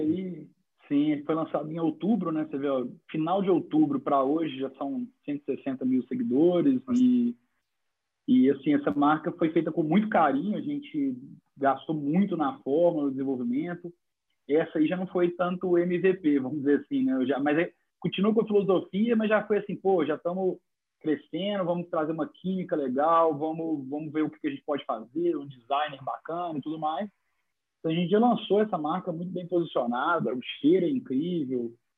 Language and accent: Portuguese; Minas Gerais, Brazil; eu sou mineiro